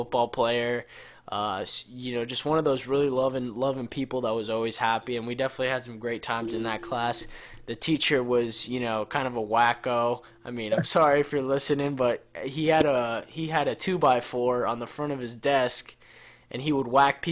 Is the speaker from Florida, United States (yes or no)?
yes; Jupiter, Florida, United States; I lived in Jupiter, and I was really far from Riviera Beach